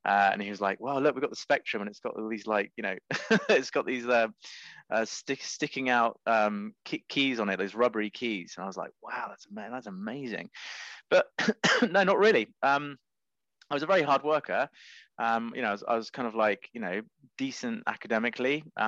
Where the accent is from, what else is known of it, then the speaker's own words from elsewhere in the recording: Cambridge, East of England, United Kingdom; Well, Cambridge is a beautiful place. So there's that. But my sort of secondary school years weren't that great because my mother sent me to a Catholic school